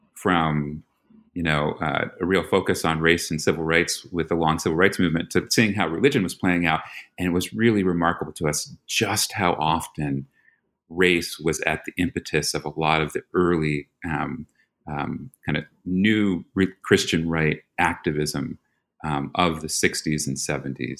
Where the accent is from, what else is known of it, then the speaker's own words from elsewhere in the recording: New York, United States; moved away; I'm from New York, so that's you know you have a Philly boy and a New York boy.